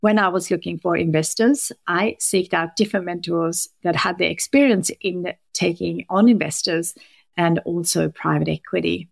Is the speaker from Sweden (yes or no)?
yes; Sweden; moved away; I'm currently working from Sweden, which is my home country